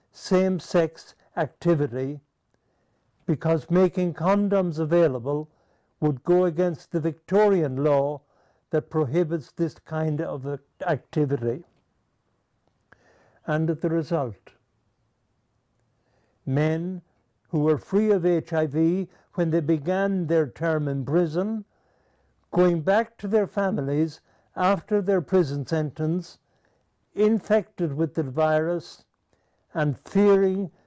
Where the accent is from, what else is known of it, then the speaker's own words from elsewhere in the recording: Tullamore, County Offaly, Ireland; now in Zambia; I come from Tullamore, and I'm very proud